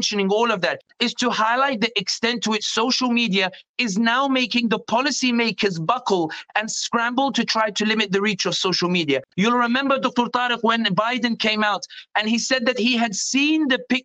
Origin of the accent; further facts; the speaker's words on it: London, United Kingdom; born and raised in London, but originally from North Africa